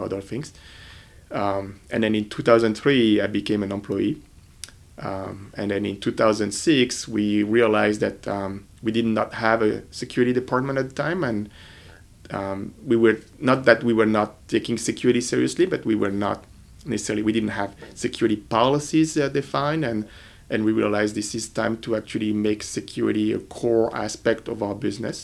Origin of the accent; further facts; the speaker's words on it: France; moved away as an adult; now in United States; I'm originally from France